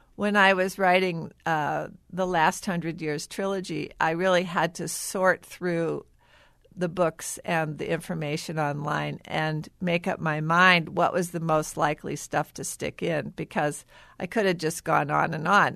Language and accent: English; St. Louis, Missouri, United States; I grew up in Saint Louis